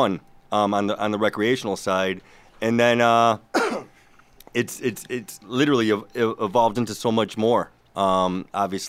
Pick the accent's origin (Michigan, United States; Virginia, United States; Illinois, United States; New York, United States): Michigan, United States; Detroit; I'm from Metro Detroit, so it's my hometown.